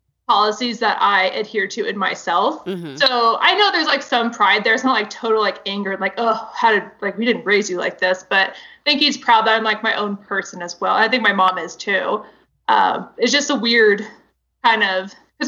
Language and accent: English; the South, United States; I grew up in the South.